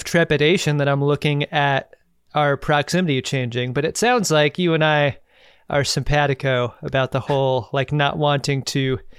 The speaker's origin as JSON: {"language": "English", "town": "Seattle", "region": "Washington", "country": "United States", "tie": "born or raised there", "moved": "as an adult", "said": "My family moved around when I was very young, but once we settled in Seattle"}